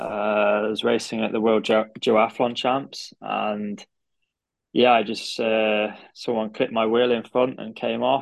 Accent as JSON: {"language": "English", "town": "Derby", "region": "East Midlands", "country": "United Kingdom", "also_born_or_lived": "Nottingham / Harvard", "said": "I'm from Derby"}